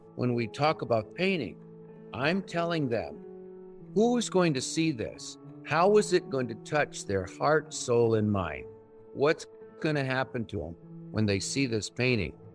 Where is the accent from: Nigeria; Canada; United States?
United States; Northwest New Mexico; I am Native American. I'm Navajo. I grew up on the reservation, was born in 1954